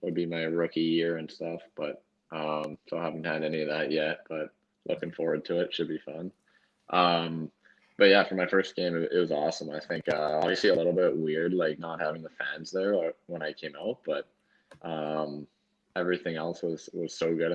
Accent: Canada; also born or lived in North Dakota; as a Canadian kid

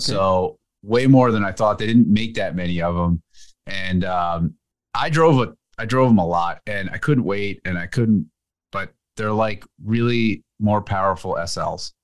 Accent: New Jersey, United States; where I grew up in Jersey

